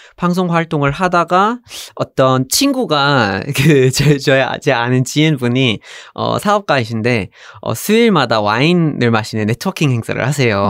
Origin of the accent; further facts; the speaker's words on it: Vermont, United States; Korean is a second language; moved away as an adult; now in South Korea; 미국에서 자랐고 버몬트에서 자랐고